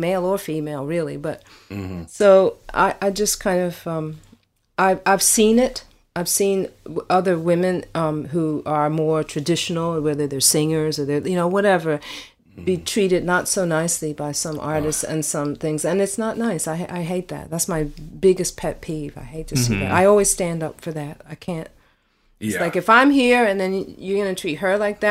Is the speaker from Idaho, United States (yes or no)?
no; Philadelphia, Pennsylvania, United States; growing up in Philly in the 70s